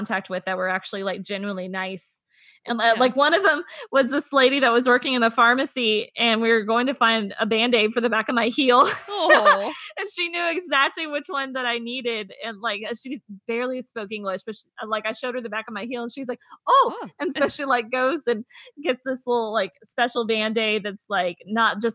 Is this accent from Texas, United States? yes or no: yes; Texas, United States; you and I, you know, we grew up in Texas where we don't really have public transit like